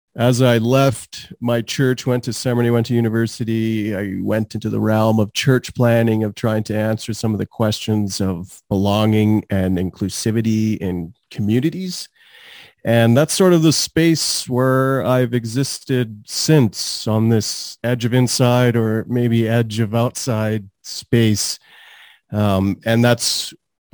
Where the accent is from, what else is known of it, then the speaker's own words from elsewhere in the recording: Calgary, Alberta, Canada; also born or lived in Trinidad; I've lived in Calgary for almost my whole life, so over 37 years around that, but I was born in Trinidad